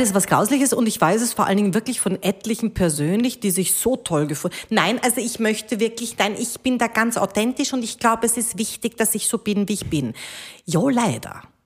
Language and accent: German; Krems, Lower Austria, Austria; also born or lived in Munich, Germany; ich habe ich hab bis zur Matura, ich habe in Krems, also ich bin in München geboren